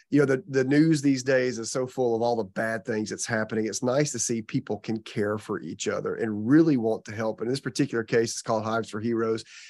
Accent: Georgia, United States; moved away as an adult; now in Florida, United States; I was from Georgia and worked at the University of Georgia

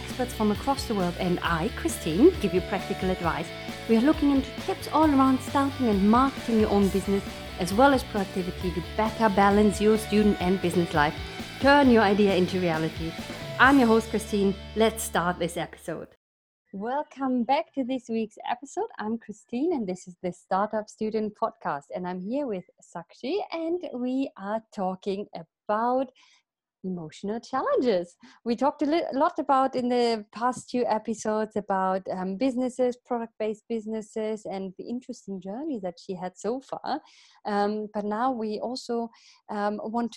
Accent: Germany; also born or lived in United Kingdom / Sweden; now in Italy; I'm from Germany, but I lived in the UK for 10 years

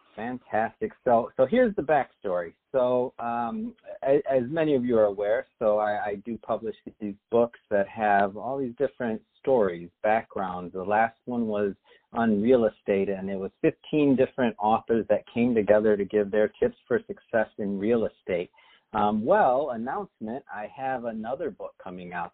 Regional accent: Michigan, United States; now in Los Angeles, United States; I'm from Michigan originally

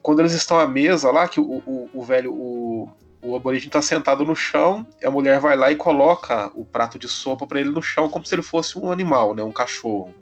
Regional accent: Brazil; eu, como brasileiro vivendo em 2020

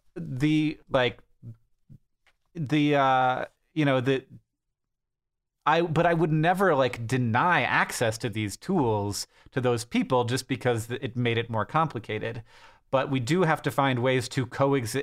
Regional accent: United States

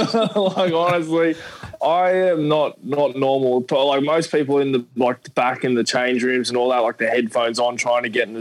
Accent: Narellan, New South Wales, Australia; I'm from Triple X Fight Academy, mate, from the hard streets of Narellan.

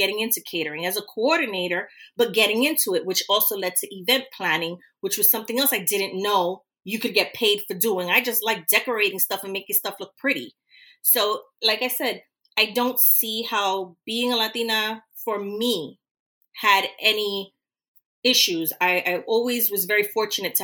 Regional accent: New York, United States; growing up in New York, in the U.S.

